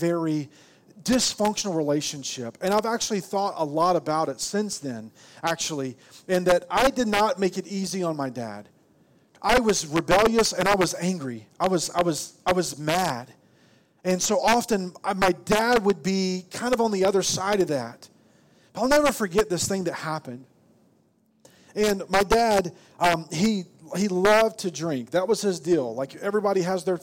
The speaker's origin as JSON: {"language": "English", "region": "Arkansas", "country": "United States", "tie": "born or raised there", "accent": "southern drawl", "moved": "yes", "said": "I was from Arkansas and I had this really southern drawl. And when I get tired and it's late at night, it comes out."}